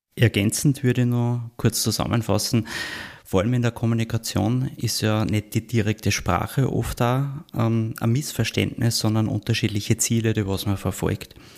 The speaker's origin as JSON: {"language": "German", "country": "Austria", "said": "in der Bundeshauptstadt bei uns in Wien"}